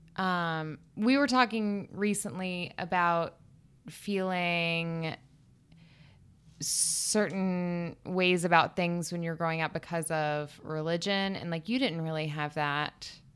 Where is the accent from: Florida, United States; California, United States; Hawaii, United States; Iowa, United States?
Florida, United States; Panama City; moved away as an adult; also born or lived in Alabama / New York; I lived in the Panhandle of Florida